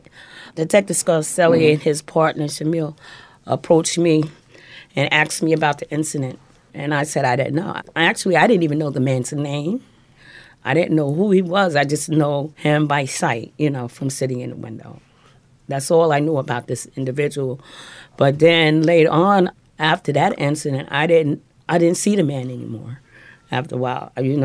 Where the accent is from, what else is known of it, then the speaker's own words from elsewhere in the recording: Jersey City, New Jersey, United States; moved away as an adult; also born or lived in North Carolina; now in New York City, United States; I grew up in Jersey City and North Carolina, and then I moved to New York in 79, and I started working. I was working in Manhattan.